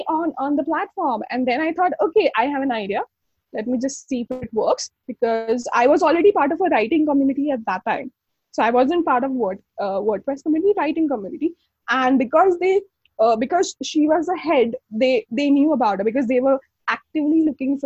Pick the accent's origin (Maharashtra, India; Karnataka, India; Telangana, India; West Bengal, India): Maharashtra, India; Mumbai; I'm from Mumbai